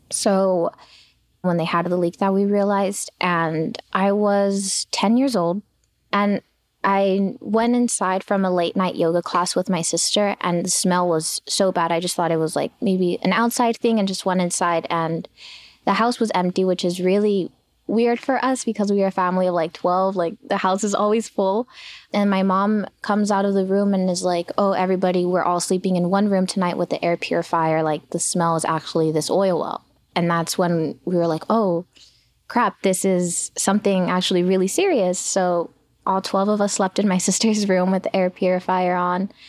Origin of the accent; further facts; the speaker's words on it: Los Angeles, California, United States; My neighborhood is made up of the most hardworking people you can imagine.